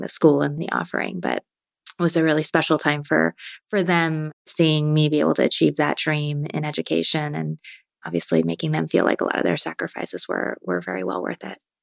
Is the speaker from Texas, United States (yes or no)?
no; Marin County, California, United States; I grew up in Marin County